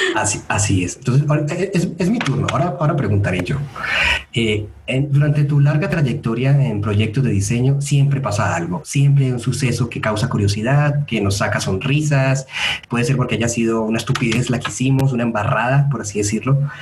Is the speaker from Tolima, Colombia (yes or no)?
no; Medellín, Antioquia, Colombia; yo soy de Medellín